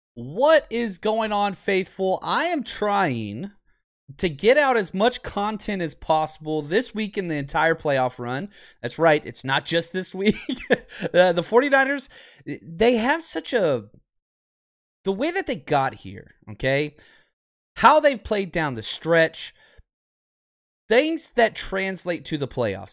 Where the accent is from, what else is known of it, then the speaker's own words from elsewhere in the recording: Dallas, Texas, United States; moved away; Born and raised in Dallas